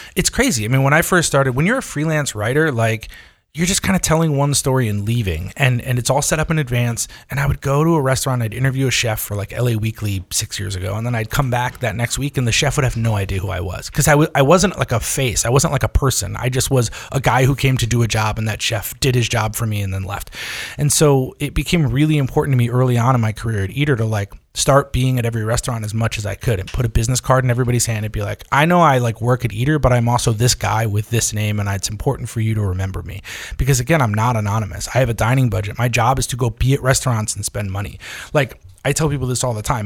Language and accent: English; far northern New York, United States; now in Los Angeles, United States; I grew up in, in far northern New York, all the way up on the Canadian border